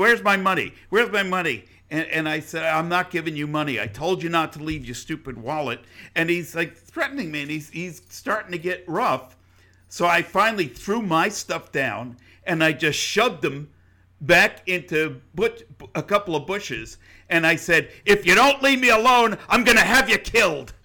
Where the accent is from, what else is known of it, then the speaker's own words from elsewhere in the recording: New York, United States; moved away; I grew up in New York. We didn't have flowers. You know, you, we had concrete